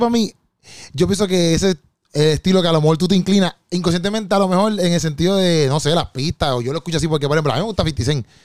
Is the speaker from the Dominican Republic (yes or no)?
yes; Dominican Republic